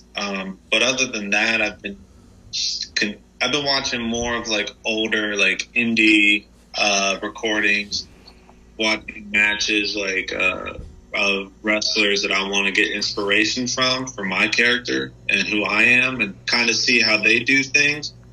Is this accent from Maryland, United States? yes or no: yes; Salisbury, Maryland, United States; I'm from Salisbury, Maryland, which is like the eastern shore of Maryland